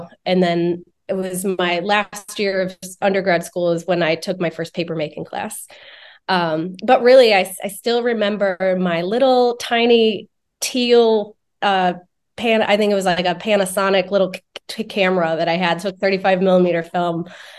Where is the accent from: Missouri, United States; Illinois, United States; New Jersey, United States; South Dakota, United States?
Missouri, United States; St. Louis; I grew up in St. Louis, Missouri.